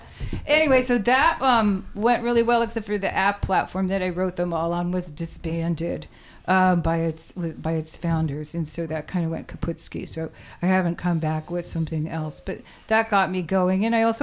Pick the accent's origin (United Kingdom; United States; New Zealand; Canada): United States; New England; also born or lived in Maine / Massachusetts; I'm from all over, but I was raised in New England and lived in Maine and went to school in Western Massachusetts and moved here 38 years